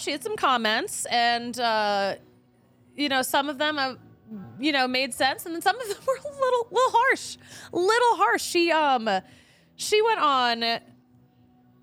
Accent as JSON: {"language": "English", "town": "Philadelphia", "region": "Pennsylvania", "country": "United States", "said": "I'm from Philly."}